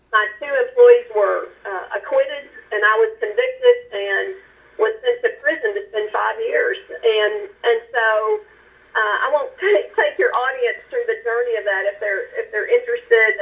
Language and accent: English; western Kentucky, United States; moved away as an adult; also born or lived in Lexington, Kentucky; now in Dallas, United States; I came from Kentucky, a very small community in western Kentucky, and loved my upbringing